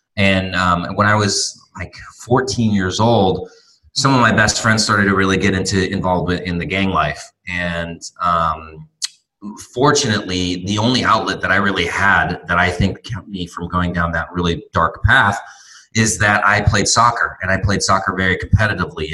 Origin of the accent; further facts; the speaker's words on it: Torrance, California, United States; moved away as an adult; also born or lived in Santa Barbara, California; now in Tijuana, Mexico; where I grew up in Torrance